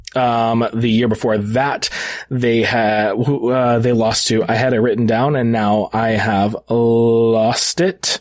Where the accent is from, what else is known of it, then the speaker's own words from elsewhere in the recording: United States; I, as an American